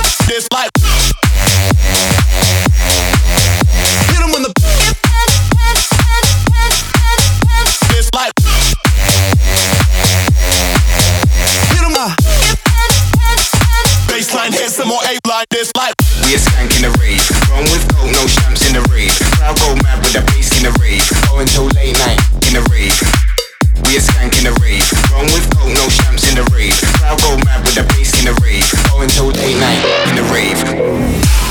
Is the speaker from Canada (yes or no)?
no; Helvoirt, North Brabant, Netherlands; Right now I'm in my hometown Helvoort, which is in the south part of the Netherlands